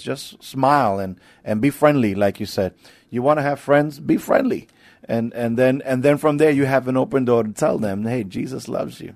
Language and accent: English; New York, United States; moved away as an adult; now in San Antonio, United States; I'm not from here, but I've been here for, uh, some eighteen years now. I'm, I'm from New York